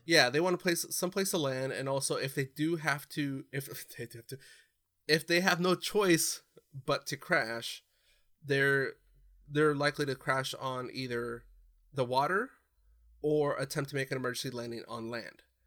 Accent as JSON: {"language": "English", "region": "California", "country": "United States", "tie": "born or raised there", "said": "growing up in California"}